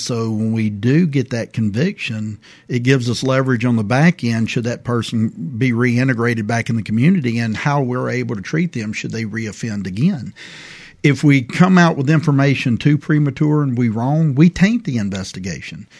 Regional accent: Prichard, Alabama, United States; I grew up in Pritchard, Alabama

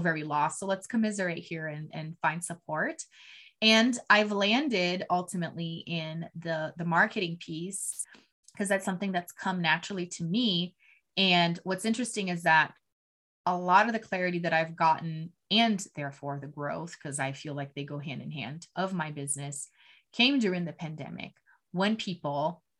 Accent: Brazil; moved away as an adult; now in United States; I'm originally from Brazil, born and raised

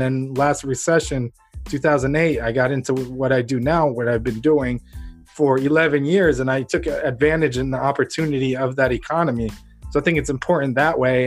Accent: Ukraine; now in United States; I was born in Ukraine under the Soviet Union

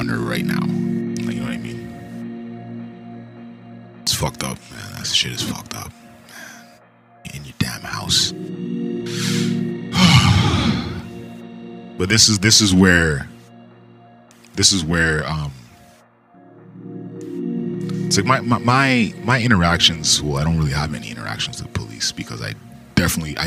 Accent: Canada; I'm Canadian

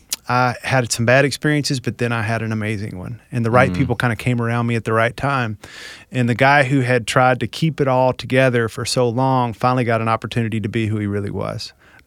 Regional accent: Tennessee, United States; Well, I grew up here in Tennessee, small town, very traditional Southern culture, which I think shaped me in some ways

